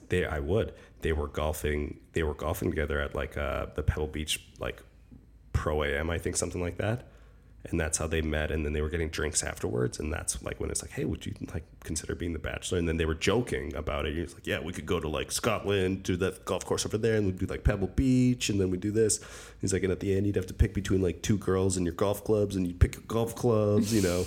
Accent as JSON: {"language": "English", "region": "Alberta", "country": "Canada", "said": "I'm from Alberta"}